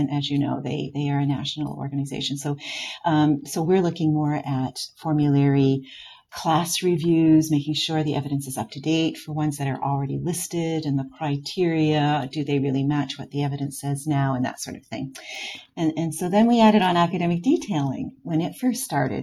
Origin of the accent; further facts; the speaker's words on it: Florenceville, New Brunswick, Canada; also born or lived in Moncton / Fredericton / Saint John / Halifax, Nova Scotia; now in Nova Scotia, Canada; I'm from New Brunswick originally, from Florenceville, New Brunswick